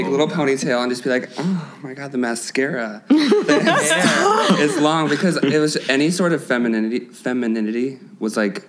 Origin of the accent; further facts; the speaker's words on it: Watseka, Illinois, United States; So I'm not actually from Champaign. I'm from, I'm from like a little farm town called Watsika. If anyone out there is from Watsika, hey. it's like 5,000 people.